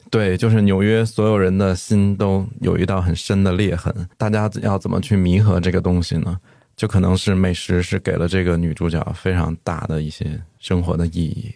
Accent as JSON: {"language": "Chinese", "region": "Beijing", "country": "China", "tie": "born or raised there", "moved": "as an adult", "lives_now": "Chengdu, China", "said": "我是出生和那个长大是在北京，然后后来读大学之后就在成都"}